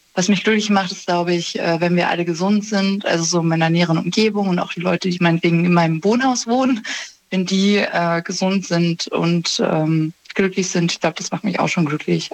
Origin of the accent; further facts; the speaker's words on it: Germany; ich bin zwar in Deutschland geboren